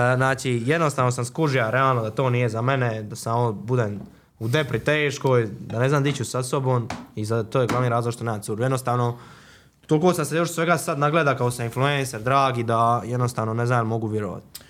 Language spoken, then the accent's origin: Croatian; Croatia; also born or lived in Zagreb; kod nas u Hrvatskoj